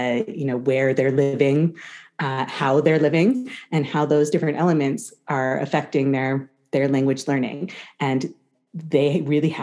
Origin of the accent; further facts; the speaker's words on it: United States; accent: American English; We both speak with American English accents because we're from America